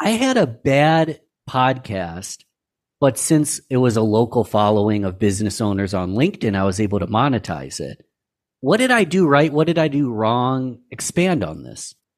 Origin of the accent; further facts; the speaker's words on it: Rochester, New York, United States; I'm born and raised in Rochester, New York